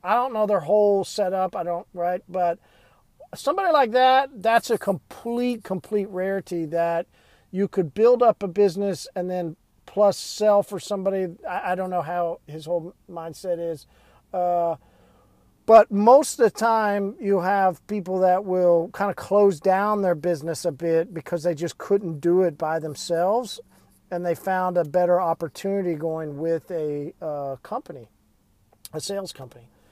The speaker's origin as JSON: {"language": "English", "region": "Midwest", "country": "United States", "tie": "born or raised there", "lives_now": "Tulsa, United States", "said": "Growing up in the Midwest, Southern Baptist"}